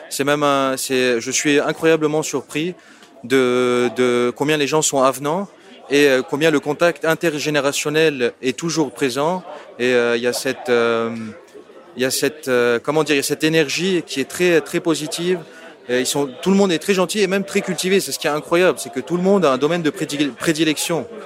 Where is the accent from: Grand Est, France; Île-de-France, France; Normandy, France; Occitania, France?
Île-de-France, France; Paris; also born or lived in Lebanon; moi je viens de Paris et originellement je viens du Liban.